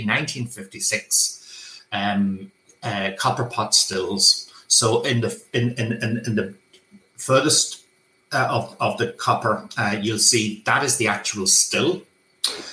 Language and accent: English; Ranafast, near Crolly, County Donegal, Ireland; I'm from Runafarshire, just over the road. I have been involved in the Irish language all of my life